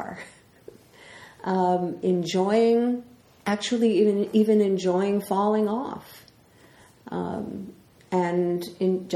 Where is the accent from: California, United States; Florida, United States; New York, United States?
New York, United States; New York City; I'm from the Bronx